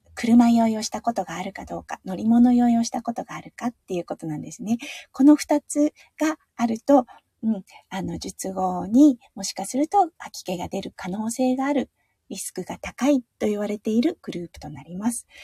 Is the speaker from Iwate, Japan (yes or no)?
yes; Tohoku, Iwate, Japan; moved away; 東北の岩手のあの、出身なんですが